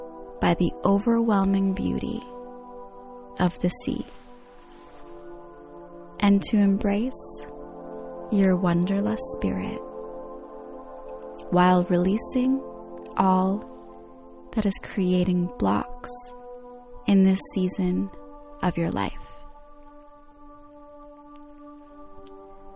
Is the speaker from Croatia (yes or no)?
yes; Croatia; my home country, to a secret beach in Croatia